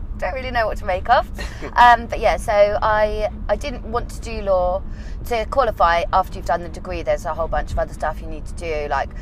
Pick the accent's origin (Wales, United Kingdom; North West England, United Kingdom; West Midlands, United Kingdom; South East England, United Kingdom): South East England, United Kingdom; Bourne End, near High Wycombe; also born or lived in Brighton / Colchester; I grew up in Bournemouth